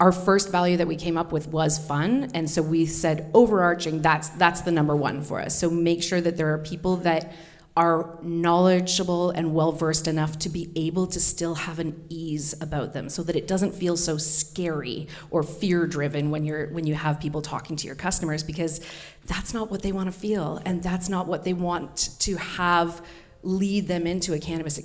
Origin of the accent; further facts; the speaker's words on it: Ottawa, Ontario, Canada; Ottawa. Like, Mimi's in my hometown, national capital